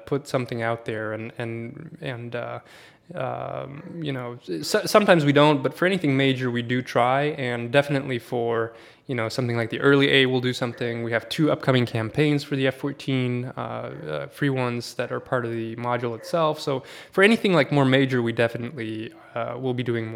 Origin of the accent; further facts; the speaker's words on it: Sweden; moved away as an adult; also born or lived in Poland; I'm born and raised in Sweden for 19 years, and then I moved to Poland for a couple of years